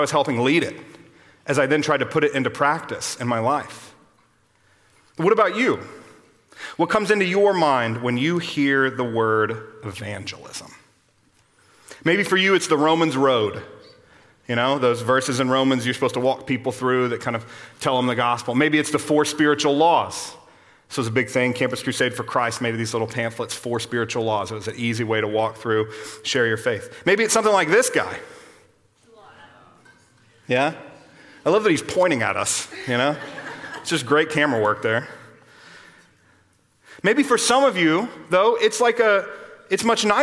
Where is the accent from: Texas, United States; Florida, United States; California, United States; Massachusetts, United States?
Texas, United States; Austin; I grew up here in Austin, just down the road from here